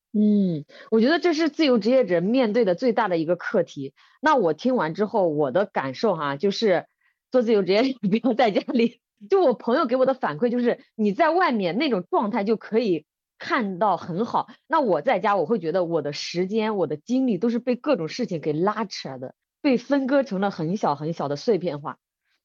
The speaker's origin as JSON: {"language": "Chinese", "town": "Bozhou", "region": "Anhui", "country": "China", "moved": "as an adult", "said": "我们安徽亳州是这个中药材之乡，就是很多的中药材"}